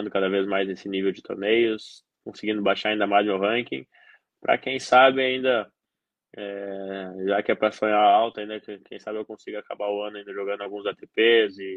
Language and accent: Portuguese; South Region, Brazil; Eu, eu sou do Sul, é, sabe, tudo isso era um fator que poderia influenciar muito no jogo.